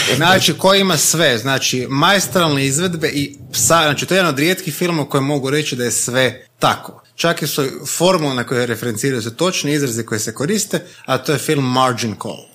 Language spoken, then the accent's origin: Croatian; Croatia; mi kao Hrvati, ne mislim kao Hrvati kao etnička nego geografska odrednica stanovnici ove države